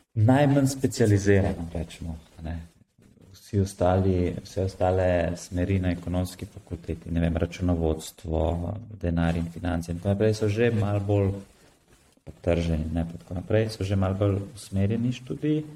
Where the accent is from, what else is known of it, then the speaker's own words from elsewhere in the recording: Slovenia; sem se rodil v Sloveniji